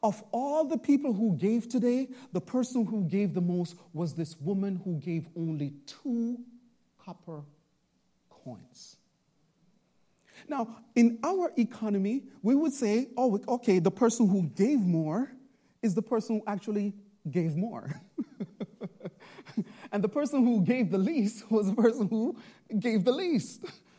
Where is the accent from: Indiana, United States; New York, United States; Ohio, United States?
New York, United States; Bronx; now in Long Island, United States; When I first came to Long Island, Pastor Nathan, you know, I'm from the Bronx, and so you know, preaching in the Bronx is really different